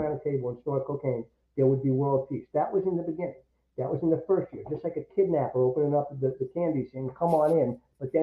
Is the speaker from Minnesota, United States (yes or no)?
no; New York, United States; also born or lived in Syracuse; growing up in New York